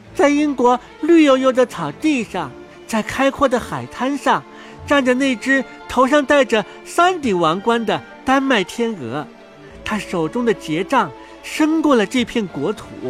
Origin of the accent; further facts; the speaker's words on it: Shenzhen, Guangdong, China; 我出生在深圳